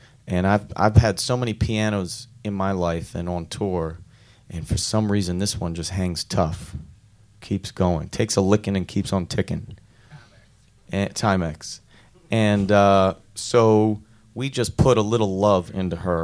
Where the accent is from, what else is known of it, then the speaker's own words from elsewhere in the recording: Philadelphia, Pennsylvania, United States; We're from Philadelphia